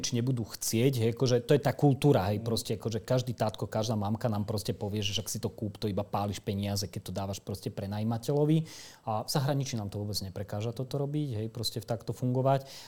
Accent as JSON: {"language": "Slovak", "country": "Slovakia", "said": "my nie sme racionálni kupujúci a nielen my Slováci"}